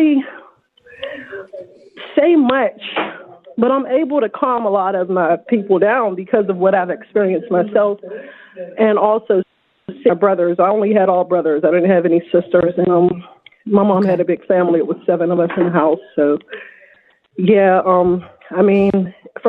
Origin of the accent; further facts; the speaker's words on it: Pittsburgh, Pennsylvania, United States; also born or lived in Birmingham, Alabama; I'm from Pittsburgh, originally born in Birmingham, Alabama